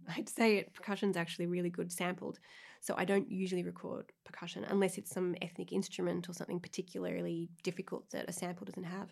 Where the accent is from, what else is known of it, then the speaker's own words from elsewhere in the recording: Melbourne, Victoria, Australia; moved away; I'm from Australia, and for my equivalent, like, leaving cert in, in Melbourne